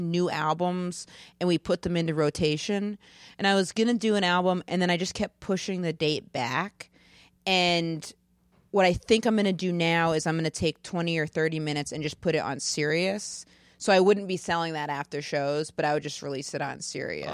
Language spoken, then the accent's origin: English; Maine, United States; moved away; I'm from Maine